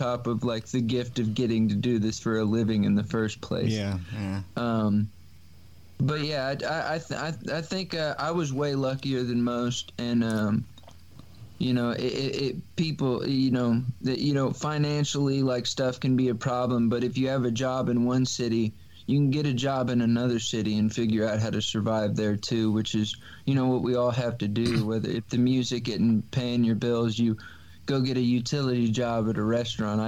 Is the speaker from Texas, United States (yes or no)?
yes; San Antonio, Texas, United States; moved away as an adult; also born or lived in Nashville; I grew up in San Antonio. I lived here 21 years